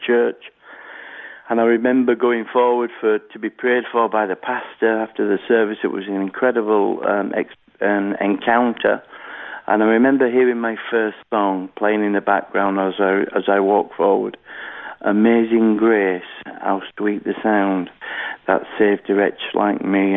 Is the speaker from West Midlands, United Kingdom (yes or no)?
no; Halifax, Yorkshire and the Humber, United Kingdom; I was born in Halifax, uh, West Yorkshire, here in the United Kingdom.